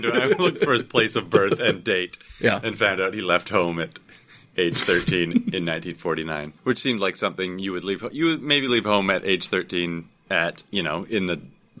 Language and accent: English; Vancouver, British Columbia, Canada; It didn't all make it out to where I grew up in Vancouver.